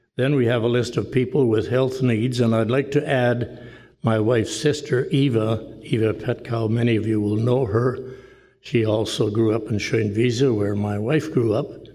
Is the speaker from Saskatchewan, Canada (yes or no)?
no; Rhineland, Manitoba, Canada; moved away; the village of Rhineland where I grew up